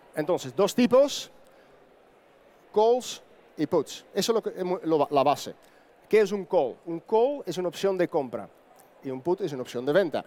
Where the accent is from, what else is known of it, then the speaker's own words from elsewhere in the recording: Netherlands; Spanish is a second language; moved away as an adult; now in Andalusia, Spain; soy holandés, entonces vivo casi 18 años en España pero si me escucho un acento un poco distinto